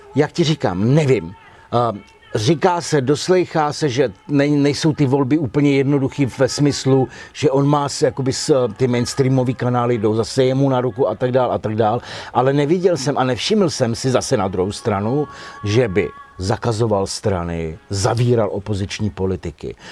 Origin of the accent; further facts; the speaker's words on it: Czechia; my, jako Češi, jsme měli zákaz jít se nechat zaměstnat do Rakouska